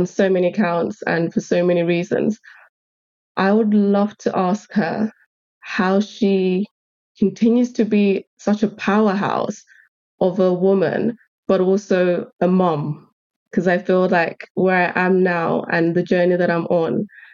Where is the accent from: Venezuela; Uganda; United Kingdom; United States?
Uganda; moved away; I'm originally from Uganda and my husband's from Sierra Leone.